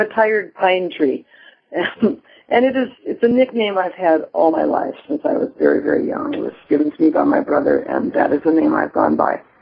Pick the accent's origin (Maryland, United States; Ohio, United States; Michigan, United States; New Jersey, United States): Michigan, United States; Marquette; also born or lived in Iowa / Libertyville, Illinois; now in Madison, United States; I was born in Iowa, lived outside of Chicago in Libertyville for four years, and then junior high and high school I spent up on the Upper Peninsula in Marquette, Michigan, which I consider really my where my heart lies, my real home.